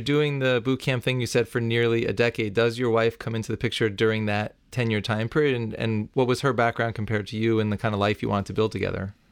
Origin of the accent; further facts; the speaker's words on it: New York, United States; As a New Yorker for my whole life